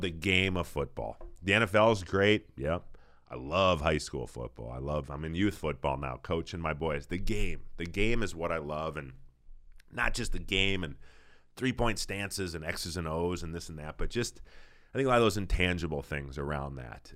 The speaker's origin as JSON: {"language": "English", "town": "Saint Paul", "region": "Minnesota", "country": "United States", "said": "I'm from Saint Paul"}